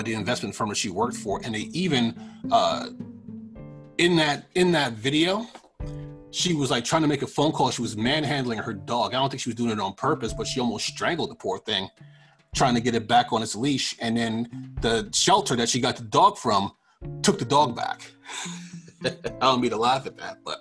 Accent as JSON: {"language": "English", "area": "Long Island", "region": "New York", "country": "United States", "tie": "born or raised there", "said": "where I grew up in Long Island wasn't like some perfect"}